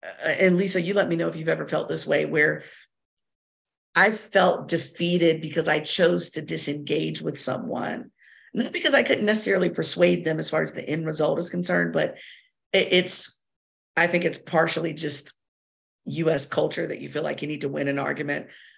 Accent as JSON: {"language": "English", "region": "Virginia", "country": "United States", "tie": "born or raised there", "said": "We both were born and raised in Virginia, educated in Virginia, all Virginia schools."}